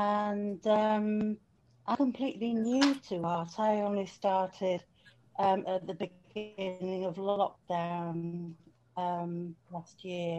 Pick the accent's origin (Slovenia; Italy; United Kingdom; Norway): United Kingdom; Yorkshire and the Humber; no relation to Bill. and I come from Yorkshire in the north of England.